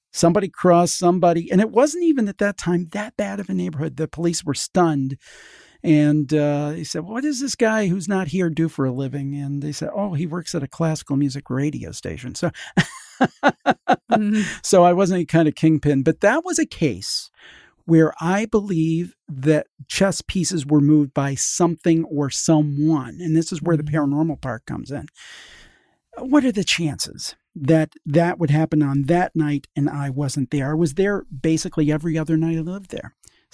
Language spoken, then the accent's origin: English; Cleveland, Ohio, United States; I'm from the Cleveland area.